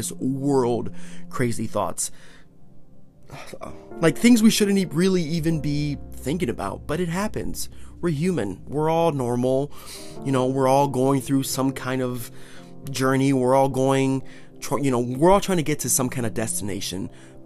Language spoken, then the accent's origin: English; Northeast Ohio, United States; I'm from Northeast Ohio